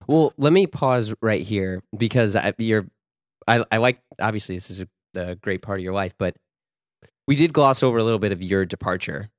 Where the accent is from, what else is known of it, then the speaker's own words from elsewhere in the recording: Florissant, Missouri, United States; also born or lived in Baldwin, Missouri; I grew up in Ferguson, Florissant